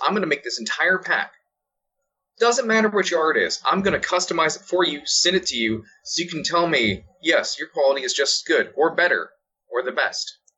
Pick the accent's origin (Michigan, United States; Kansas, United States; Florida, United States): Florida, United States; I was born and raised in Florida